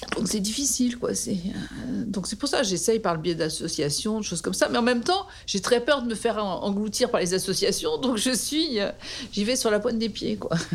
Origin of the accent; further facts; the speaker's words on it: Paris, Île-de-France, France; also born or lived in Dakar, Senegal / Brunoy; now in Montrouge, France; je suis née à Paris, dans le 15e. Euh, j'ai habité le 15e euh, jusqu'à 30 ans